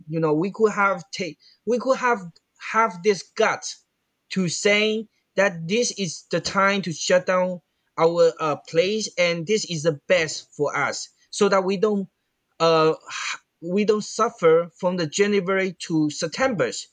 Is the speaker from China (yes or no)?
yes; Fujian, China; English is a second language; moved away; in my hometown, Fujian.